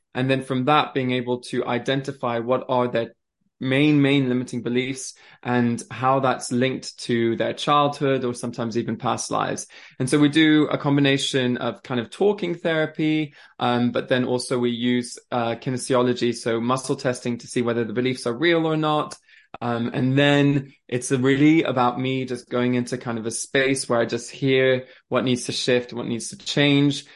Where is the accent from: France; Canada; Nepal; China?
France; also born or lived in Switzerland; now in England, United Kingdom; I grew up in France